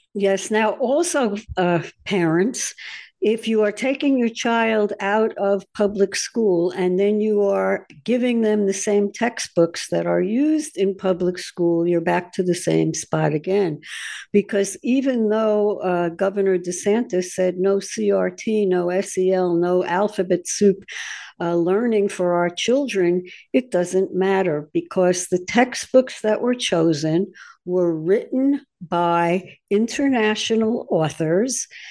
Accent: New York, United States; because I'm from New York

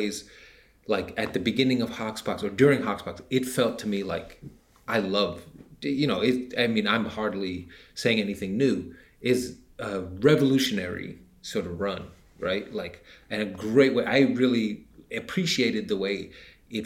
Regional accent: United States; I'm an American

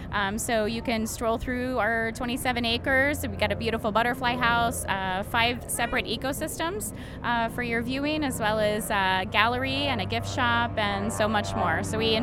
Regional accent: Sarasota, Florida, United States; now in Punta Gorda, United States; Sarasota, so I didn't go very far, but my husband's from this area.

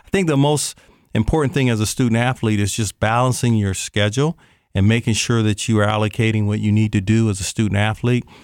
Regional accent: Canton, Ohio, United States; also born or lived in Columbus, Ohio; I'm an Ohio native. I born and raised in Canton, Ohio back in, uh, uh, nineteen sixty-three

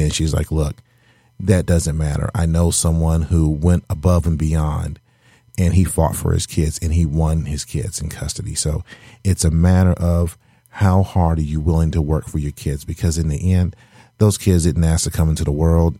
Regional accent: the South, United States; now in Michigan, United States; I'm originally from the South

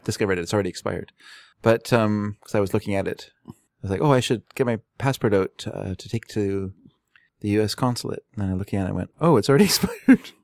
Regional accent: United States; also born or lived in Fraser Valley, British Columbia, Canada; now in Canada; I'm an American

